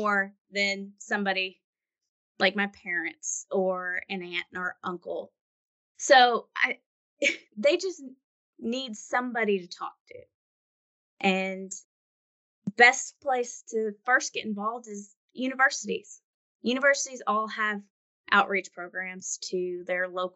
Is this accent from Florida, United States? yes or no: no; Owensboro, Kentucky, United States; moved away; I'm from Owensboro, Kentucky, back in Western Kentucky